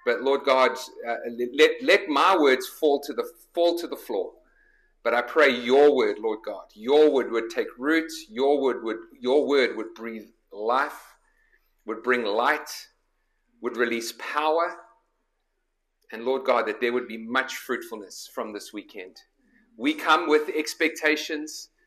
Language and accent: English; South Africa; moved away as an adult; also born or lived in Nottingham, England; now in Chicago, United States; I was born in Nottingham and then my parents immigrated when I was a year old. So this is a little bit of a homecoming for me. But grew up in South Africa